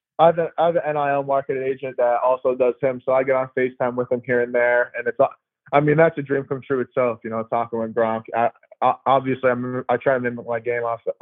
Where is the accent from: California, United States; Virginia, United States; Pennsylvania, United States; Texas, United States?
Pennsylvania, United States; moved away as an adult; also born or lived in Maryland; now in Tuscaloosa, United States; I'm from Pennsylvania up in the country, so there's a lot more country boys here